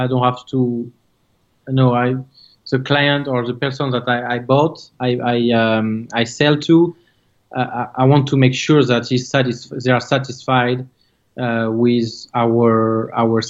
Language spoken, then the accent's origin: English; France; English is a second language; now in South Florida, United States; Coming from France, as you can tell from my accent